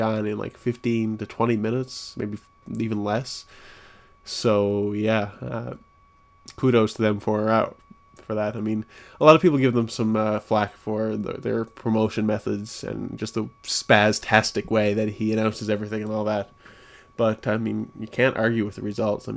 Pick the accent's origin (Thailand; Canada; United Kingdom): Canada; Newfoundland and Labrador; now in St. John's, Canada; my hometown, which is buttfuck nowhere, Newfoundland